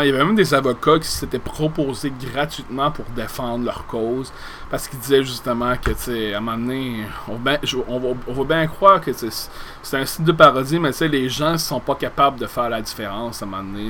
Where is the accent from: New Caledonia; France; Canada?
Canada; Gaspésie, Quebec; de par chez nous, en Gaspésie